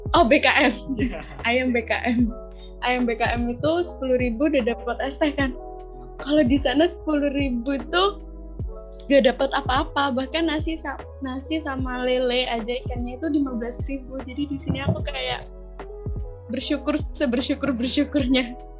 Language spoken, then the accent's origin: Indonesian; Karawang, West Java, Indonesia; moved away as an adult; now in Jember, Indonesia; aku dari jauh, dari Karawang, Jawa Barat